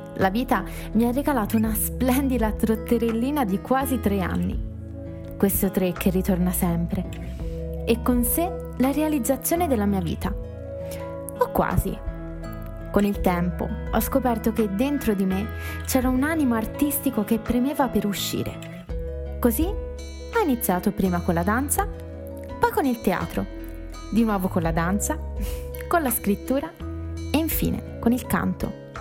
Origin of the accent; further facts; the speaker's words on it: Pisa, Tuscany, Italy; Sono nata a Pisa